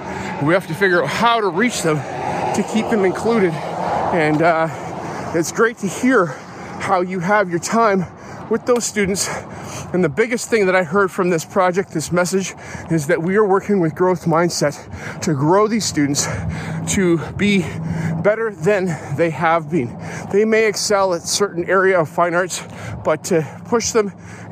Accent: West Coast, Canada; I'm not from Moose Jaw. I'm from out on the West Coast because Moose Jaw is far away from there.

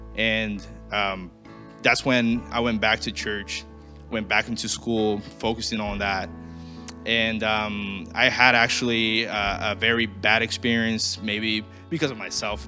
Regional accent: Brazil; moved away; I'm originally from Brazil.

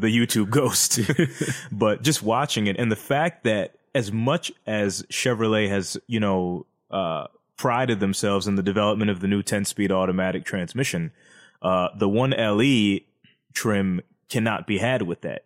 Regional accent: United States; 'Cause we're American.

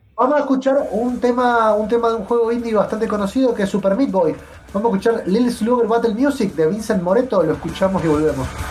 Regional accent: Argentina; nosotros como argentinos

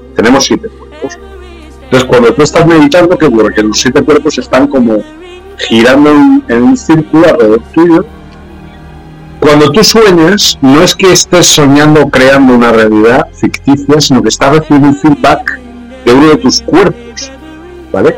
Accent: Spain; aquí en mi país, en España

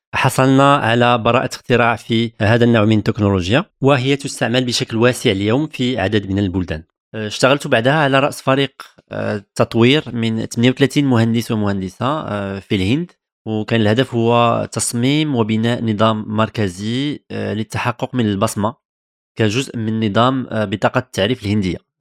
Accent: Tangier, Tanger-Tetouan-Al Hoceima, Morocco; moved away as an adult; now in France; ازددت ونشأت في مدينة طنجة شمال المغرب

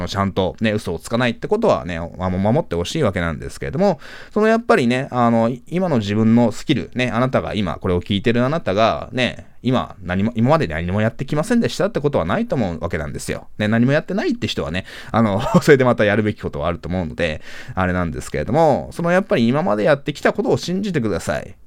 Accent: Japan; 僕は日本で生まれ育った日本人だし

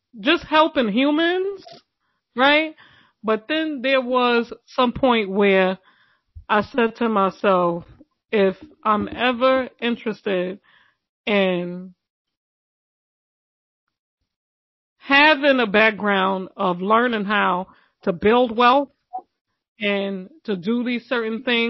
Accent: New York City, New York, United States; I'm from Brooklyn.

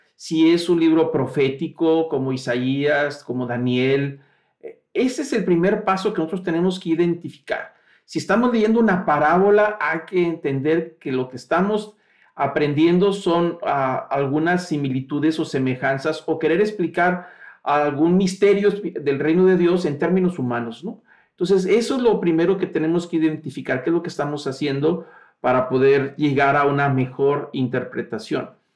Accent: Mexico; el registro civil nuestro, que nos identifica como mexicanos

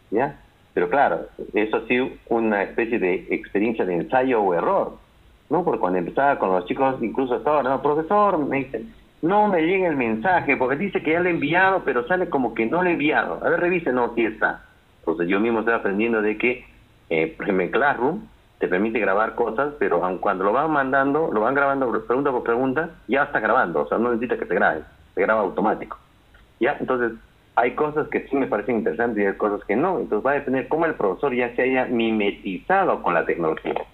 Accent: Peru; cuántos somos los peruanos tolerantes a la homosexualidad

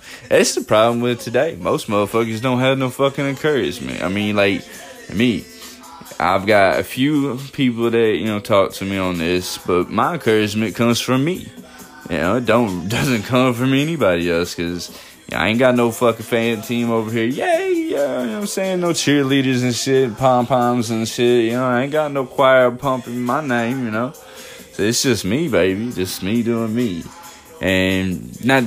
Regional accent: the South, United States; I'm from the South

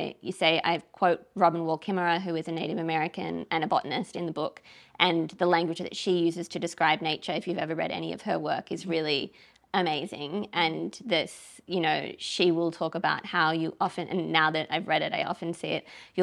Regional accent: Australia; moved away; also born or lived in London / Paris; as an Australian

